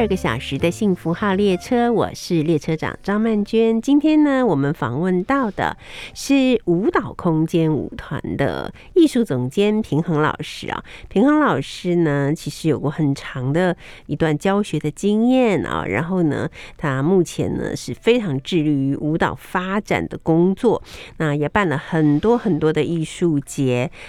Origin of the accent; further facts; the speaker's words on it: Taiwan; 我们台湾人心比较柔软